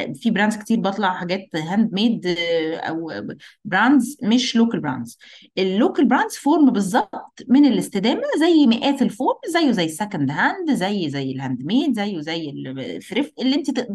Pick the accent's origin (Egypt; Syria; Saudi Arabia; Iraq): Egypt